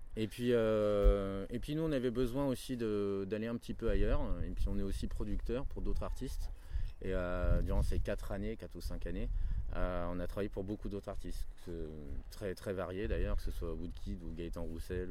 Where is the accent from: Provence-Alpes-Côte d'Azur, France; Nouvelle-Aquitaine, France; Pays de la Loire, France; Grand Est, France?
Grand Est, France; Reims; now in Paris, France; J'habite à Paris, mais bon, on vient de Reims, on s'est rencontrés à Reims il y a très très longtemps